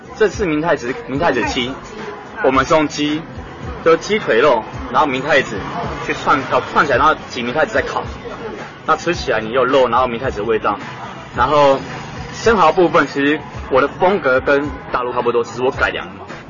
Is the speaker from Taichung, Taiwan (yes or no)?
no; Taoyuan, Taiwan; moved away as an adult; now in Taipei, Taiwan; 我桃园人桃园